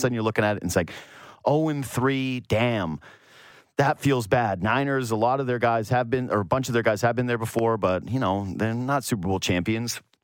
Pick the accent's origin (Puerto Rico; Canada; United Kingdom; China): Canada; Northwest Canada; I'm from Northwest Canada